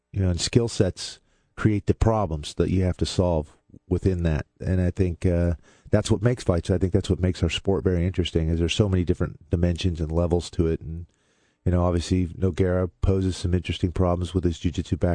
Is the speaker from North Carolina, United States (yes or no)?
no; Seattle, Washington, United States; moved away; also born or lived in Everett, Washington / Gresham, Oregon / Corvallis, Oregon; I grew up in Seattle, and I lived here in Gresham for 7 years, Corvallis for about 6 years